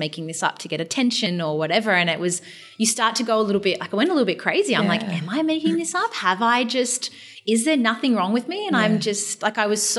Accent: Newcastle, New South Wales, Australia; moved away as an adult; also born or lived in Melbourne; I grew up in Newcastle in New South Wales

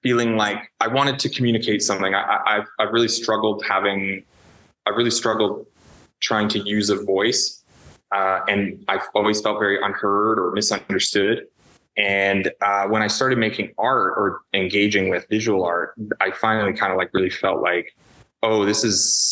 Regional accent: Toronto, Ontario, Canada; I grew up in Toronto, the city of Toronto

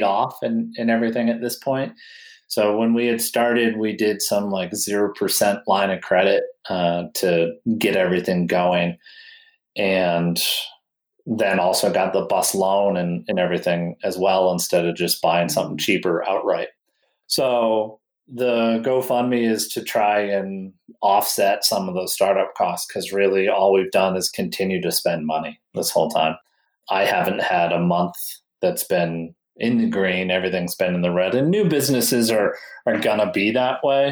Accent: New Hampshire, United States; moved away as an adult; also born or lived in Colorado; I'm from New Hampshire. And I knew I was going to move back to New Hampshire like a year or two later.

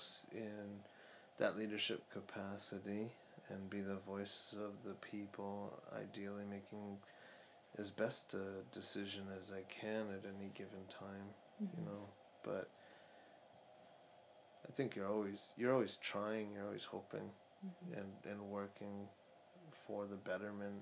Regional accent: Aquinnah, Massachusetts, United States; I come from the Aquinna community of the Wampanoag Nation, located on Martha's Vineyard in Massachusetts, out in the Atlantic Ocean.

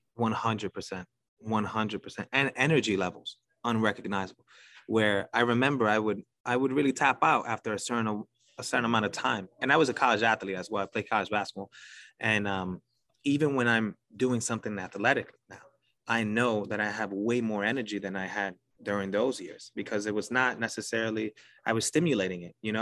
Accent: New York City, New York, United States; accent: New York; I'm from New York City. You could probably tell by the accent

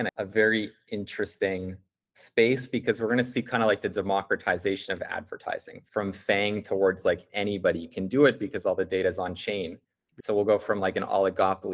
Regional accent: Canada; as a Canadian

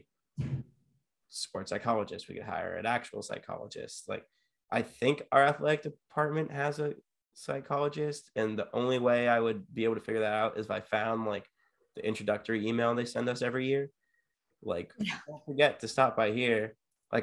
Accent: San Diego, California, United States; I grew up in San Diego, California with a beach 5 minutes away from me

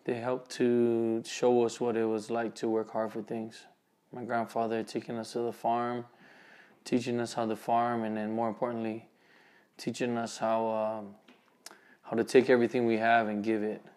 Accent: Waipahu, Hawaii, United States; moved away as an adult; now in Utah, United States; I'm from Hawaii, Honolulu, Oahu, actually from Waipahu

